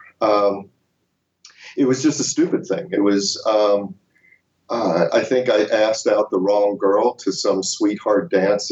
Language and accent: English; Baltimore, Maryland, United States; I grew up in Baltimore, Maryland